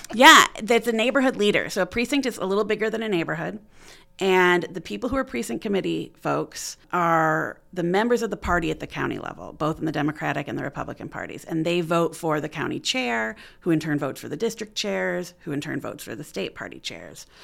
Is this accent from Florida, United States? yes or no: no; Auburn, New York, United States; moved away as an adult; also born or lived in Philadelphia, Pennsylvania; now in Muncie, United States; I'm from Auburn, New York, in the Finger Lakes area.